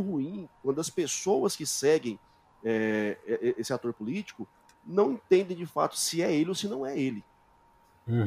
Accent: Goiânia, Goiás, Brazil; also born or lived in Portugal; eu continuo dando as minhas aulas aqui em Goiás, eu sou de Goiânia

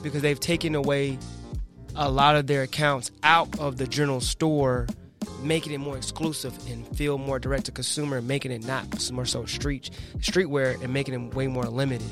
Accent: Chattanooga, Tennessee, United States; I'm from Tennessee. I'm a country boy in Chattanooga, Tennessee.

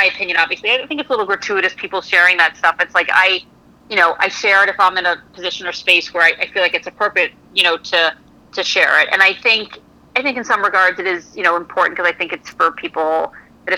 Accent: Connecticut, United States; I'm from Connecticut, not Kentucky

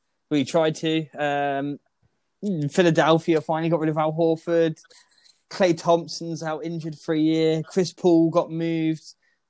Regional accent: Melbourne, Victoria, Australia; And then I came out as being from Melbourne.

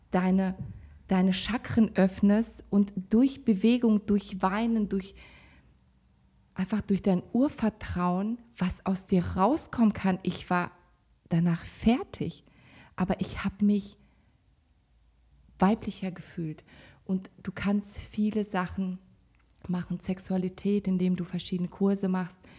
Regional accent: Kazakhstan; born there; also ich komme gebürtig aus Kasachstan, da sind halt auch andere Regeln.

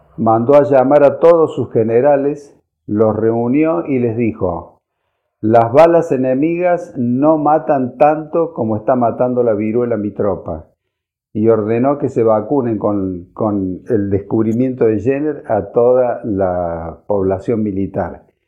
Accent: Argentina

